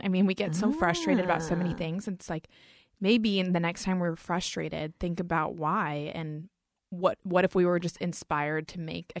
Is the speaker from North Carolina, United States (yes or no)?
yes; North Carolina, United States; North Carolina.